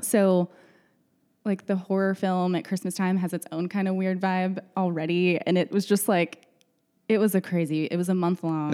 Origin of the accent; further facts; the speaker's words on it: Odessa, Texas, United States; moved away as an adult; now in Dallas, United States; I'm from West Texas. I grew up in Odessa